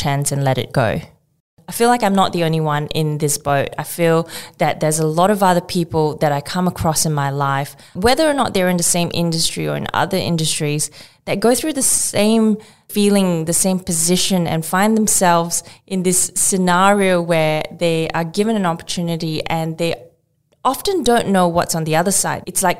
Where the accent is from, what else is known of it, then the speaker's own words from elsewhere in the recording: Johor Bahru, Johor, Malaysia; moved away as an adult; also born or lived in Sitiawan, Perak, Malaysia; now in Australia; I actually grew up further down south in Johor Bahru, which is a city across the border from Singapore